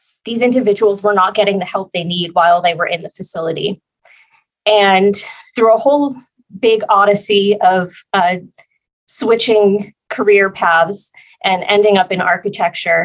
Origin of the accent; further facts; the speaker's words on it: New Jersey, United States; now in San Diego, United States; I'm originally from New Jersey, so I have the Northeast has a very special place in my heart